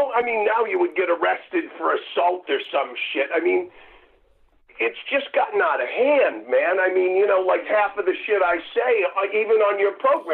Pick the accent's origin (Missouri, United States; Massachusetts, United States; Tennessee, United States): Massachusetts, United States; Martha's Vineyard; I grew up on Martha's Vineyard.